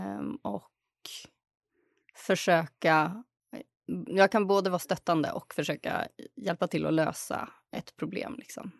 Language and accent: Swedish; Uppsala, Uppsala County, Sweden; Jag kommer från Uppsala, född och uppvuxen här